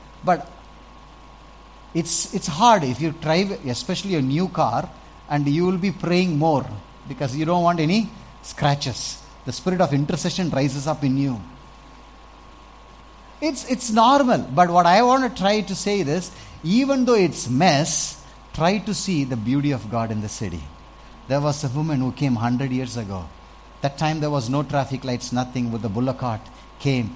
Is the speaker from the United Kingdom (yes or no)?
no; Salem, Tamil Nadu, India; I grew up in Salem